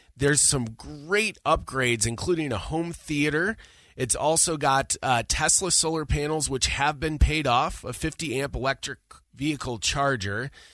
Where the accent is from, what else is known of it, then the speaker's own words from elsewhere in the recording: Syracuse, New York, United States; I'm from Syracuse, New York